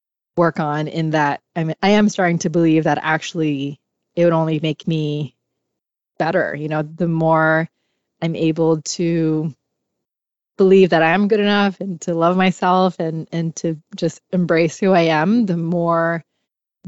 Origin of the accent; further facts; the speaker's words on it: Hong Kong; I grew up in Hong Kong where mental health wasn't really talked about